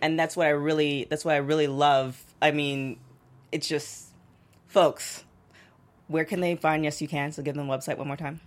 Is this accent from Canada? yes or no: yes; Toronto, Ontario, Canada; now in Los Angeles, United States; I'm originally from Toronto